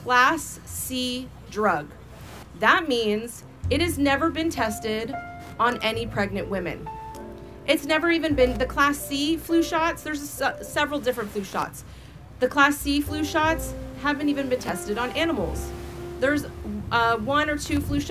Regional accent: California, United States; I'm from California, where we have the strictest vaccine laws in the nation

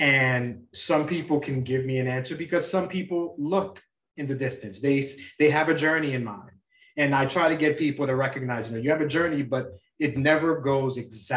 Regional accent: United States; as an American here

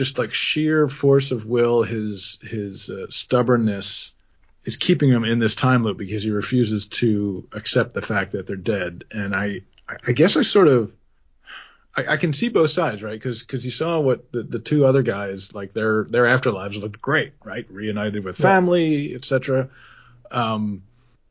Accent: Pennsylvania, United States; I grew up in Pennsylvania, and there was a theme park, Dorney Park, near us

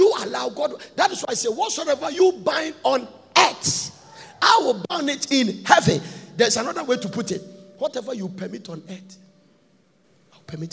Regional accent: Ghana; moved away; I'm from Ghana.

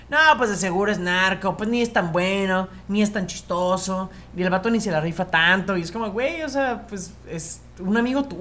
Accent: Mexico; quedarnos con las cosas chidas ser mexicano e intentar eliminar las cosas que no nos hacen buenos como, deje como mexicano, como sociedad.

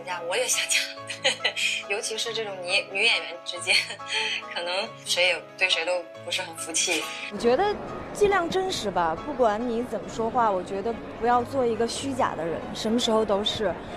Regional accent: Northeast China, China; 我也是东北人，是老乡

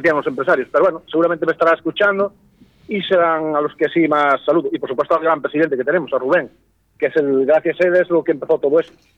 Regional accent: Galicia, Spain; yo soy gallego estoy aquí

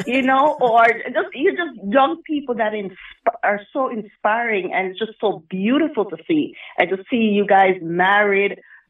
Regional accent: Jamaica; now in United States; I'm from Jamaica also

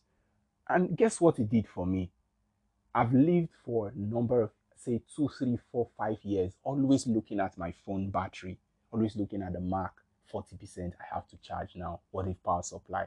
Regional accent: Nigeria; I'm from Nigeria

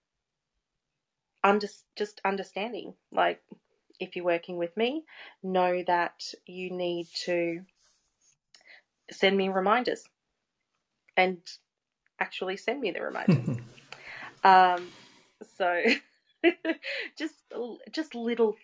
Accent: Geelong, Victoria, Australia; I was born in Geelong

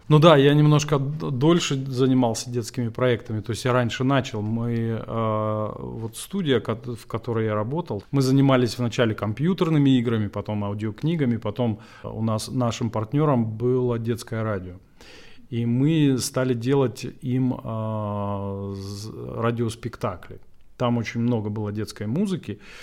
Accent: Vladikavkaz, North Ossetia–Alania, Russia; moved away as an adult; now in Moscow, Russia; в своем городе, где, откуда я родом. Не родом, но приехал откуда

